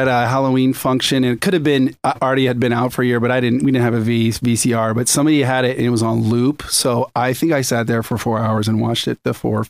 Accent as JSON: {"language": "English", "town": "Winnipeg", "region": "Manitoba", "country": "Canada", "tie": "born there", "also_born_or_lived": "Singapore / Indiana / British Columbia", "said": "I was born in Winnipeg."}